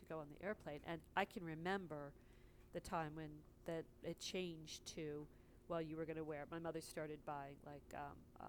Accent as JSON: {"language": "English", "region": "New Jersey", "country": "United States", "tie": "born or raised there", "also_born_or_lived": "California"}